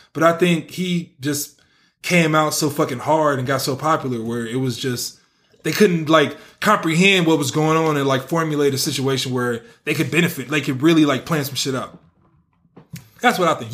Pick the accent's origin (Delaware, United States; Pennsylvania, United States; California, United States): California, United States; the Bay Area; I'm from the Bay